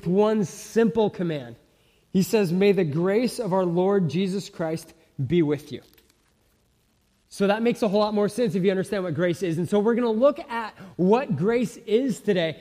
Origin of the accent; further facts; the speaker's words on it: Simi Valley, California, United States; I grew up in Southern California. I grew up in a suburb called Simi Valley, northwest of LA.